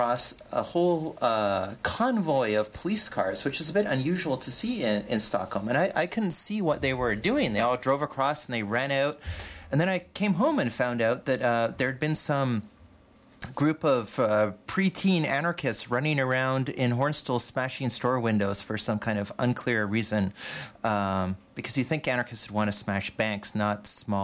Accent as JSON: {"language": "English", "country": "Canada", "said": "As a Canadian in Sweden"}